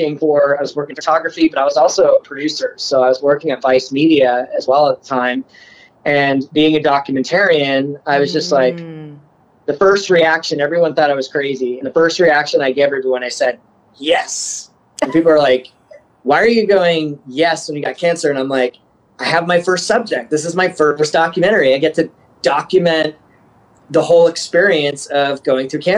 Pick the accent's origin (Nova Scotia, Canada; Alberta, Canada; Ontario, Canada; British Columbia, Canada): Nova Scotia, Canada; moved away; also born or lived in Vancouver / Toronto / Montreal / New York City; I'm actually originally Canadian. So I grew up in Nova Scotia and been all across the country, lived in Vancouver, Toronto, Montreal